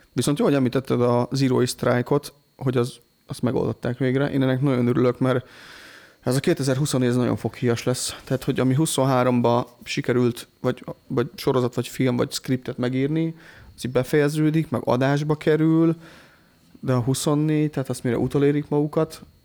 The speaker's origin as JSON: {"language": "Hungarian", "country": "Hungary", "said": "büszke vagyok rá, hogy magyar vagyok"}